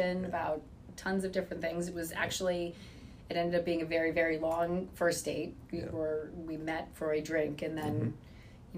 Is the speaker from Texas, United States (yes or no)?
no; Pennsylvania, United States; moved away as an adult; also born or lived in New York City, United States; now in Rye, United States; I came from Pennsylvania, and the city I grew up in had a lot of older, beautiful homes